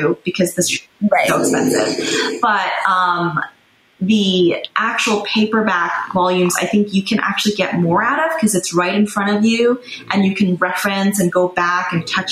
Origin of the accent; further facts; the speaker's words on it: New York, United States; I grew up in New York